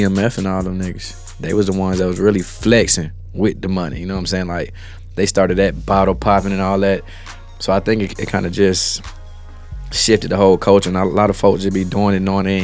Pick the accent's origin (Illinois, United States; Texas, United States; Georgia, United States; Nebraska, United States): Georgia, United States; Smyrna; I grew up on the north side, Mario. You know what I'm saying? Cobb County, Smyrna too